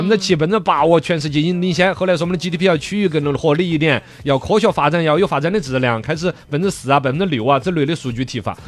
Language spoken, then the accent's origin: Chinese; Chengdu, Sichuan, China; 我们成都这边